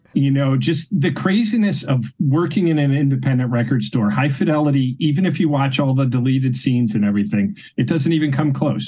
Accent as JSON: {"language": "English", "region": "Connecticut", "country": "United States", "tie": "born or raised there", "said": "growing up in Connecticut"}